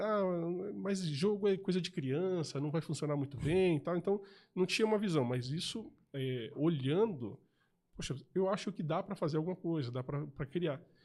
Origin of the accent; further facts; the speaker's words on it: ABC Paulista, São Paulo, Brazil; moved away as an adult; now in São José, Brazil; Eu era de São Paulo, morava no ABC Paulista